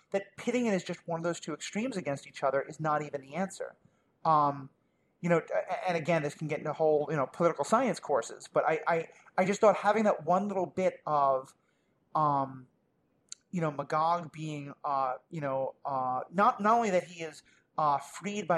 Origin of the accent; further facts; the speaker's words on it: New York City, New York, United States; I grew up in New York City under Rudy Giuliani, where there was a lot of crime